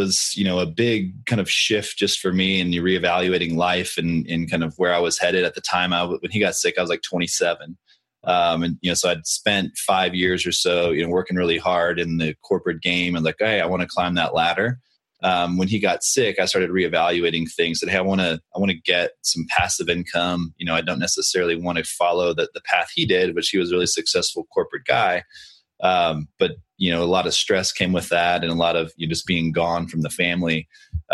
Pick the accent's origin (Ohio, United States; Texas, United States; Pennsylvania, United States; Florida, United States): Texas, United States; Austin; I live in Austin, Texas, and I grew up in Austin